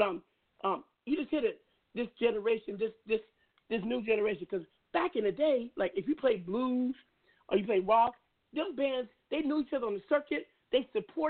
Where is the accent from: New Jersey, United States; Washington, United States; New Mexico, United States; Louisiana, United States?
Washington, United States; Seattle; I come from West Side. You know West Side, Seattle. My neighbors were the Weinbergers and the Gerbers. I come up rough.